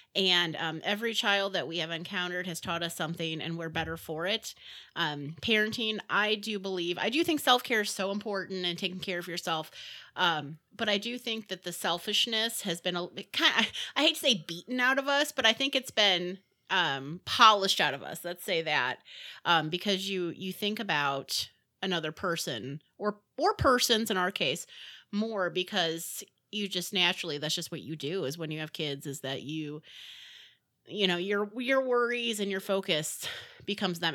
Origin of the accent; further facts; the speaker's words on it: Midwest, United States; I'm from the Midwest